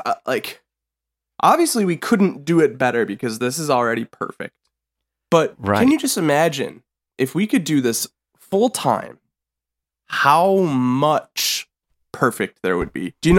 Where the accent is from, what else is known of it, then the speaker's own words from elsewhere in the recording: Yonkers, New York, United States; I'm from Yonkers.